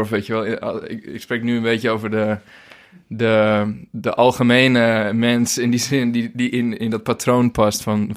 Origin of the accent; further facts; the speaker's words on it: Zwaag, North Holland, Netherlands; moved away as an adult; also born or lived in Hoogeveen, Drenthe; now in Portugal; ik ben geboren in Hogeveen in Drenthe. Maar ik ben verhuisd toen ik uh, jaar vijf was. En opgegroeid in Zwaag